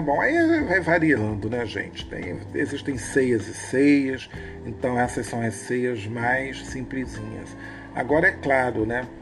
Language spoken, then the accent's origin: Portuguese; Rio de Janeiro, Brazil; Somos cariocas, brasileiros